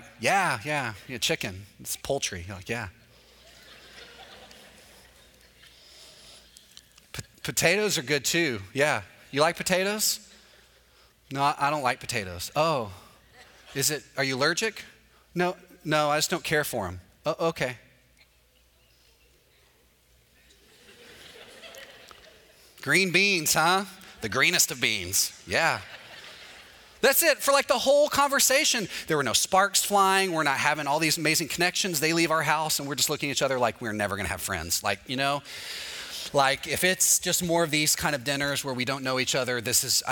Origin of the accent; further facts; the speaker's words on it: Texas, United States; moved away as an adult; now in Orlando, United States; I'm from Texas